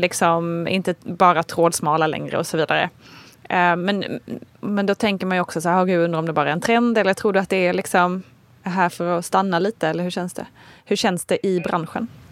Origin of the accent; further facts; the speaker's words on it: Småland, Sweden; accent: Småland dialect; Jag kommer från Småland och den, den hörs allra mest när jag pratar med någon annan smålänning